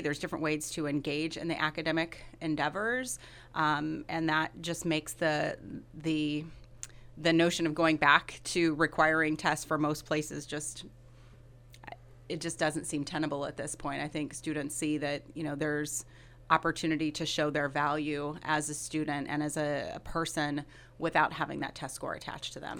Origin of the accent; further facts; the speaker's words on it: Decatur, Illinois, United States; moved away as an adult; also born or lived in Chicago; now in Monmouth, United States; I grew up in Decatur, so about two and a half hours from Monmouth. So it's great to be back in Illinois